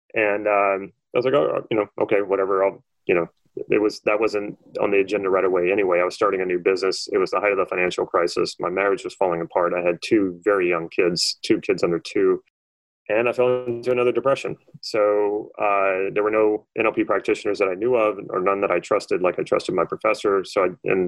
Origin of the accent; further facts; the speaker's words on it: New Orleans, Louisiana, United States; I'm originally from New Orleans, Louisiana, and I went to college there.